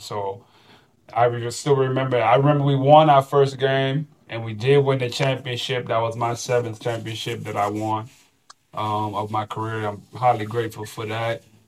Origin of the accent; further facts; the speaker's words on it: Florida, United States; moved away as an adult; I'm from Florida